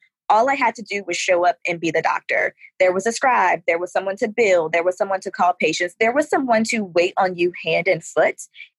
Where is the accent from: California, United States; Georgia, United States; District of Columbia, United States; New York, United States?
Georgia, United States; Atlanta; now in Houston, United States; I am a military brat, but for the most part, I grew up in Atlanta, Georgia.